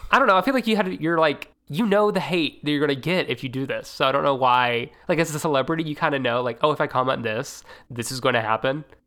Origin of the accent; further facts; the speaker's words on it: the South, United States; also born or lived in Tennessee; not originally, but we're from the South